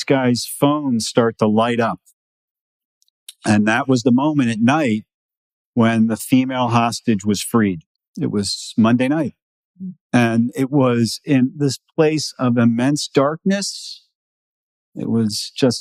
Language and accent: English; New York, United States; I'm from New York